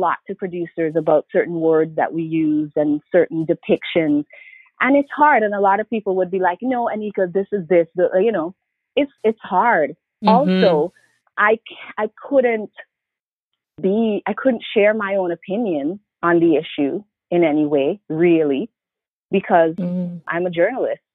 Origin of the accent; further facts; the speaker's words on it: St. Vincent & Grenadines; also born or lived in Montreal, Canada; now in Toronto, Canada; I was born in Montreal, but really St. Vincent and the Grenadines is my home, although I've been in Canada longer than I've been there.